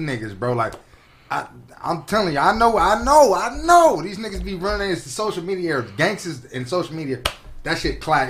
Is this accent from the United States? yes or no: yes; Compton, California, United States; I grew up on East Side of Compton